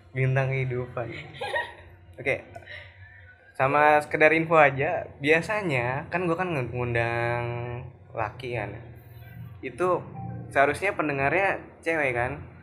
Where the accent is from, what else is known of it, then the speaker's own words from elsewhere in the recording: Indonesia; gue sendiri juga dari Indonesia